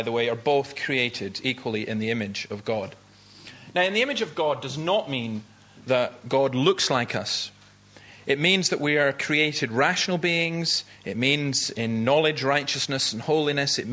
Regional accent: Easter Ross, Scotland, United Kingdom; I grew up in Easter Ross and I lived above Nigg Cliffs

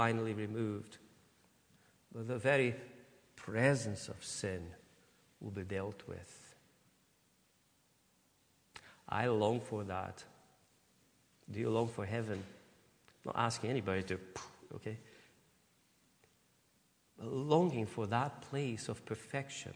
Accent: Brazil; moved away as an adult; now in United Kingdom; I could say that I'm Brazilian, but I can't say that I'm British.

